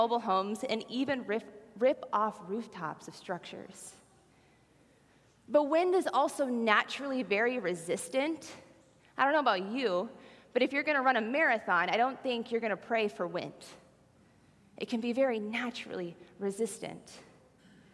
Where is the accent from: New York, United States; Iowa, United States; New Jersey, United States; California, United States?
Iowa, United States; Sioux County; I am a Sioux County girl. I grew up in Sioux County.